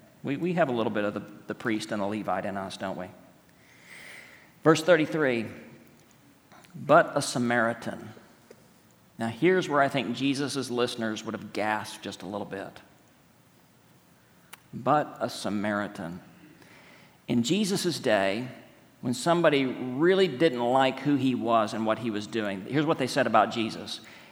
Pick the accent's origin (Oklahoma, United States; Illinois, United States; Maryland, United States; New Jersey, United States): Oklahoma, United States; accent: Oklahoma; That's my Oklahoma accent.